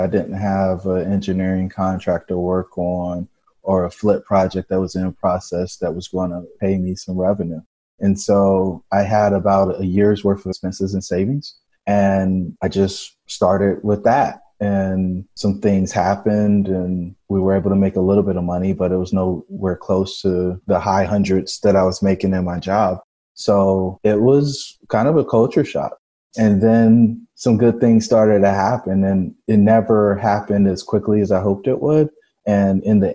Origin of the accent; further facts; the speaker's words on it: Fayetteville, North Carolina, United States; I grew up in Fayetteville, North Carolina. I'm the son of a soldier and a stay-at-home mom.